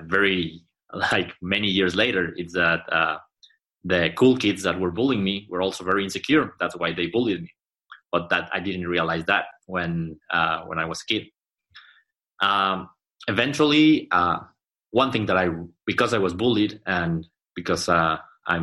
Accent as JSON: {"language": "English", "region": "Mexico City", "country": "Mexico", "moved": "yes", "lives_now": "Monterrey, Mexico", "said": "I'm not from here, I'm from Mexico City"}